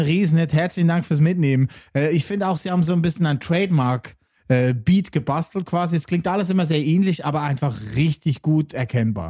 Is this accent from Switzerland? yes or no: yes; Lucerne, Switzerland; ich bin Luzerner